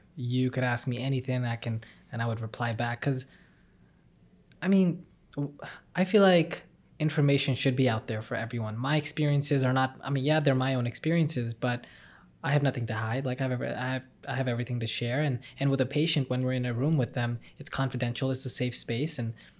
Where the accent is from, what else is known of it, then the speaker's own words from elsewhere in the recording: Dallas, Texas, United States; also born or lived in Punjab, India; I was born in India when I was in Punjab, and so when I was 3 years old, my dad and my mom and I moved to Dallas, Texas